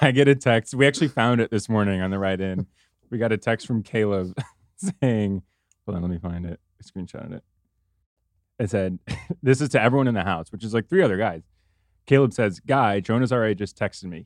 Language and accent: English; Michigan, United States; moved away; I'm from Michigan